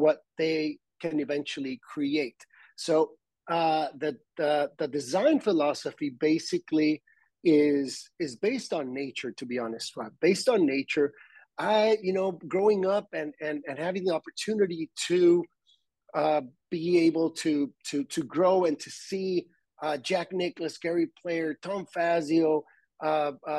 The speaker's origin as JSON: {"language": "English", "town": "Tijuana", "region": "Baja California", "country": "Mexico", "tie": "born or raised there", "said": "born and raised in Tijuana"}